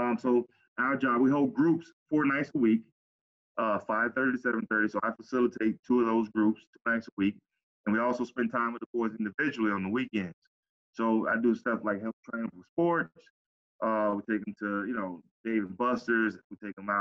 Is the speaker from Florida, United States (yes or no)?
yes; Pompano Beach, Florida, United States; Growing up in Cali City, Pompano